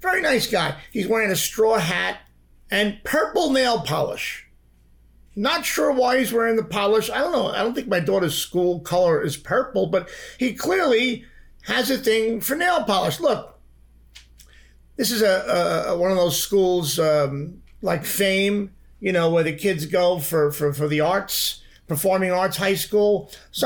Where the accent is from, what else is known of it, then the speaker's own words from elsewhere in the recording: New York, United States; moved away as an adult; also born or lived in Manhattan; now in Los Angeles, United States; I grew up in New York.